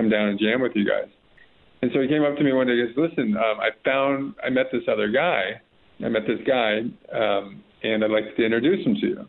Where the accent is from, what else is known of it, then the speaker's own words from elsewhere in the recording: Los Angeles, California, United States; I'm from Los Angeles, the Hollywood Hills